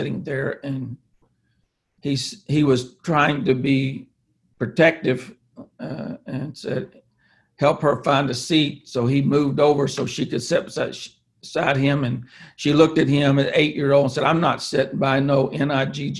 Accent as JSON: {"language": "English", "region": "Mississippi", "country": "United States", "tie": "born or raised there", "said": "I was raised in Mississippi, 7 or 8 generations from Mississippi."}